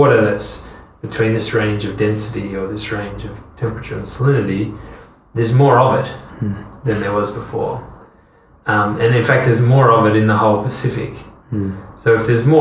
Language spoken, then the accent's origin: English; Hobart, Tasmania, Australia; first language English; moved away as an adult; also born or lived in France / United Kingdom; I'm from Hobart, Tasmania